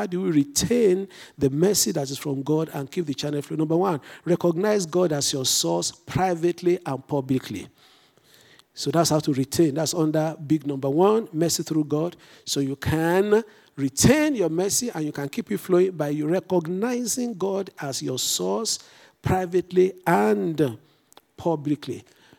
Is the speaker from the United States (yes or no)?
no; England, United Kingdom; Since I'm English and British trained, I stay with route for R-O-U-T-E.